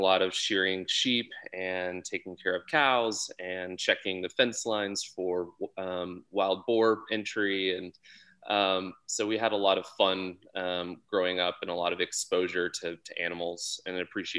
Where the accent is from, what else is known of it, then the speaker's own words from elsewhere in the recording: Texas, United States; moved away as an adult; now in Sonoma, United States; I grew up in Texas, actually. Both my parents moved there after college to Texas, and so I'm a first generation Texan who moved away after when I went to college.